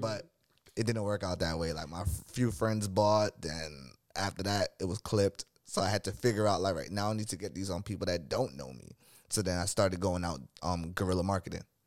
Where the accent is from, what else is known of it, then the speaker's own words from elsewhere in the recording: New York City, New York, United States; also born or lived in Crown Heights, Brooklyn; I was born in Brooklyn, New York